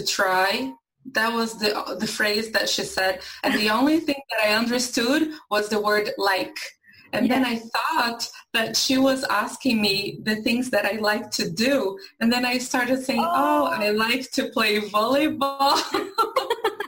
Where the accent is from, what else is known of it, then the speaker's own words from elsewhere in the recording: São Paulo, Brazil; English is a second language; moved away as an adult; also born or lived in Pernambuco, Brazil; now in United States; So I'm originally from Brazil. I was born in the north in a state called Pernambuco, but I was raised in São Paulo, which is a very, very big city in Brazil